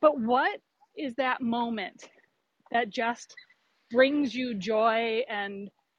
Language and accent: English; Minnesota, United States; I am from Minnesota, and I'm an attorney and compliance and ethics professional.